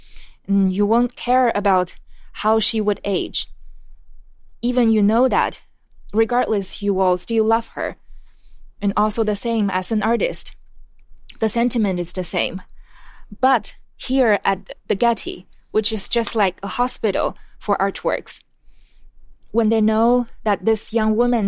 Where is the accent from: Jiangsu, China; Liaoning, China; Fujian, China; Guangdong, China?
Fujian, China; Quanzhou; In fact, in my hometown, Quanzhou, there's this ritual that before the wedding ceremony, oftentimes people would go to the fortune teller to understand this couple's destiny.